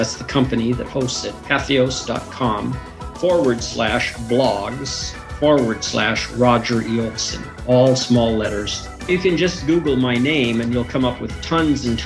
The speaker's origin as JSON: {"language": "English", "region": "Minnesota", "country": "United States", "tie": "born or raised there", "said": "I grew up in Minnesota, and there were at least 20 varieties of Lutherans around Minnesota"}